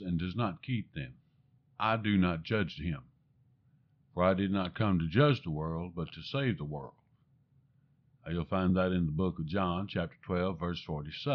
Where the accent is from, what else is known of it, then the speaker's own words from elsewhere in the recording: the American South, United States; I'm a Southerner, and I have difficult enough time speaking the English language